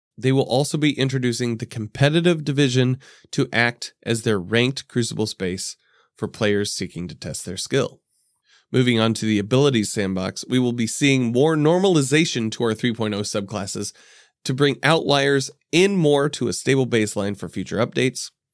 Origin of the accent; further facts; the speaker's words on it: Indianapolis, Indiana, United States; I'm from Indianapolis.